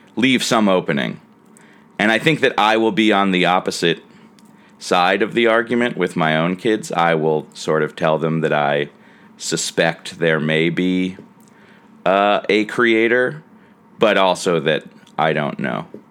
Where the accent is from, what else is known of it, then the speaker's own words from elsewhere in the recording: United States; As an American who considers Christmas a major holiday